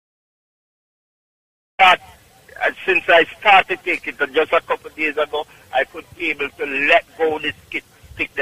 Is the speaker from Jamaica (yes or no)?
yes; Clark's Town, Trelawny, Jamaica; moved away; also born or lived in Bronx, New York; Clarkstown, Jamaica, Trelawney.